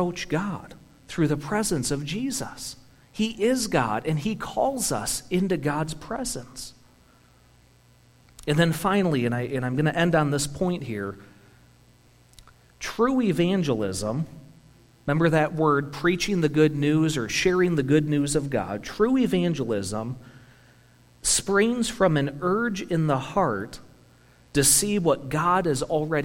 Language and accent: English; United States; we're American